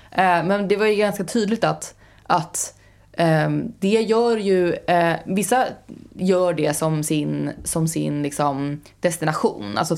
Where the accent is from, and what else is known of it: Sweden